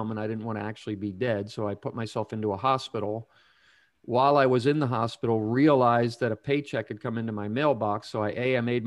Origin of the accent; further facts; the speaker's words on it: Pennsylvania, United States; moved away as an adult; my home state of Pennsylvania